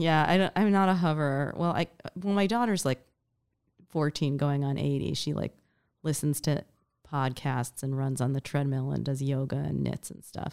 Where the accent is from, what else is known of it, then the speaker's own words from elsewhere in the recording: New York City, New York, United States; I grew up in New York City